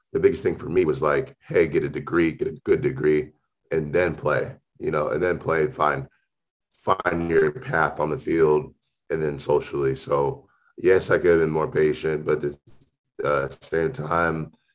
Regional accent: Massillon, Ohio, United States; I came from Massillon

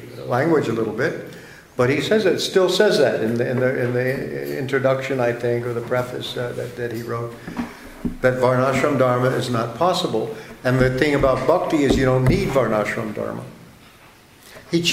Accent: United States

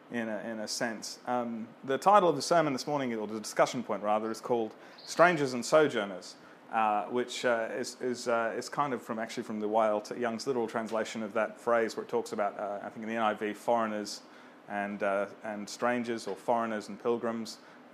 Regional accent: Australia; And I was born in Australia, my parents were born in Australia, my grandparents were born in Australia

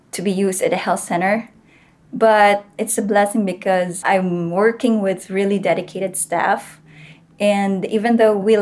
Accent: Philippines; one of the municipalities listed there was Gamay, Northern Samar. And I chose that because I think it's nearer my hometown

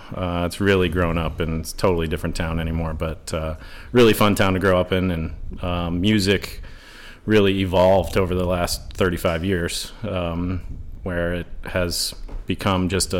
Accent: Kalamazoo, Michigan, United States; I grew up in Michigan. I am from Kalamazoo, Michigan, southwest.

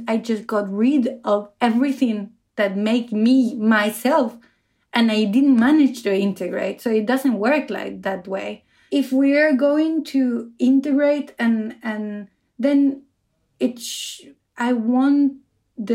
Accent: Argentina; now in Oslo, Norway; I come from Argentina, and I live in Oslo in Norway

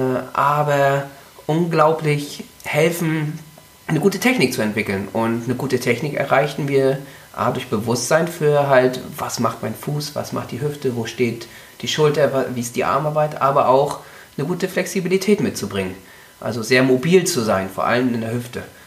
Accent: Mecklenburg-Vorpommern, Germany; ich komme aus Mecklenburg-Vorpommern

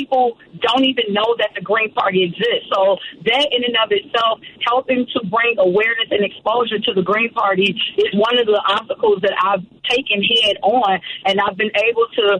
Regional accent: Chicago, Illinois, United States; Born and raised on the south side of Chicago

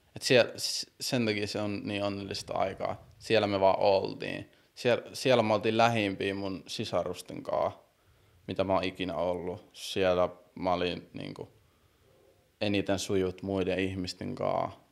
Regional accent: Siilinjärvi, North Savo, Finland; born or raised there; moved away; also born or lived in Brussels, Belgium / Kuopio / Helsinki

